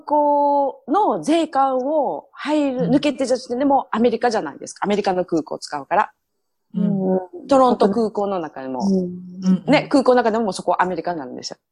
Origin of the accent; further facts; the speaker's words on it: Miyazaki, Japan; accent: Miyazaki dialect; moved away; also born or lived in Toronto, Canada; 宮崎弁が取れない